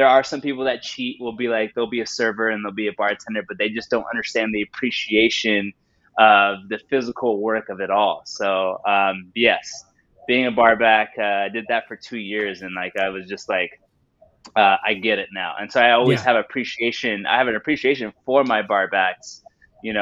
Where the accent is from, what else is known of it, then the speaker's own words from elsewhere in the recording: San Diego, California, United States; also born or lived in Bay Area; now in Los Angeles, United States; I was born in LA, raised in San Diego, went up to the Bay Area and got my bachelor's in audio engineering